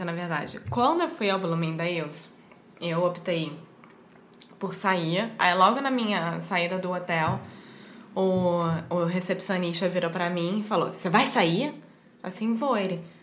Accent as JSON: {"language": "Portuguese", "country": "Brazil", "said": "para mim que sou brasileira"}